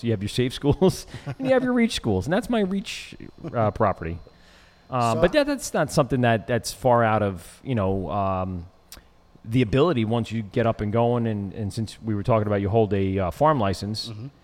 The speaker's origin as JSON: {"language": "English", "town": "Amityville", "region": "New York", "country": "United States", "tie": "born or raised there", "said": "I grew up in Amityville"}